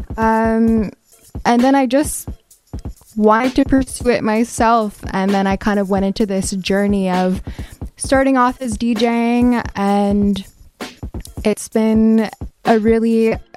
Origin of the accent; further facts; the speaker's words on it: Kahnawake, Quebec, Canada; I am from the Mohawk Nation of Gunawage